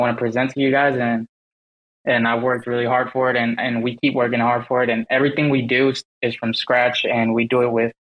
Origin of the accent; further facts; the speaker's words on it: Dallas, Texas, United States; I'm from Dallas, Texas, and I'm the founder of Rival Bear Society